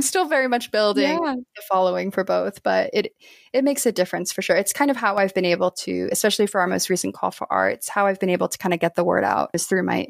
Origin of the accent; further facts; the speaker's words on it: New York, United States; Maybe because I'm from New York cheesecake, I don't know.